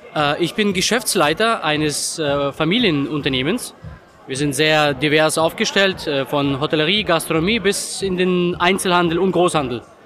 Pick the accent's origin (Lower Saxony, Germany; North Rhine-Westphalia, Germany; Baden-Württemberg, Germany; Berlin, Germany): Baden-Württemberg, Germany; Freiburg im Breisgau; Ich komme aus Freiburg in Breisgau, die südlichste Großstadt in Deutschland